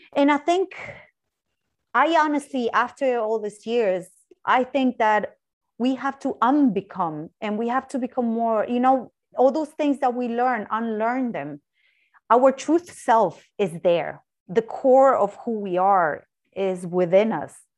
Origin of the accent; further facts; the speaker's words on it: Argentina; moved away as an adult; also born or lived in Ireland; I'm originally from Argentina